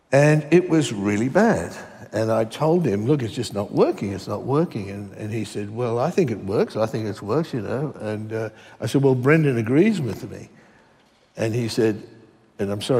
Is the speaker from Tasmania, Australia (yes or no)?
no; Western Queensland, Australia; I was one of those kids growing up in Queensland where comics were illicit.